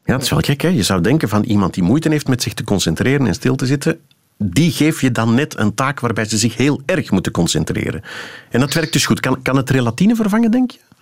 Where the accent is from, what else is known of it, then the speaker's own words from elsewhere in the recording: Flanders, Belgium; Wij zouden zeggen als Vlamingen